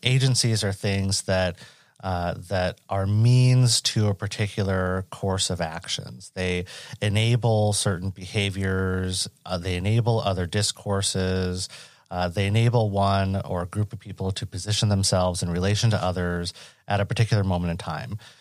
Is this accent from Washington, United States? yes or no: yes; Western Washington State, United States; I grew up in Western Washington State